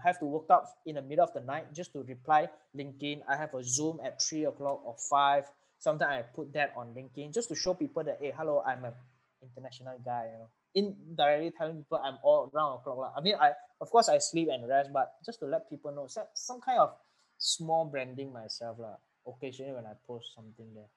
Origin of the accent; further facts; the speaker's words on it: Penang, Malaysia; I'm from Penang.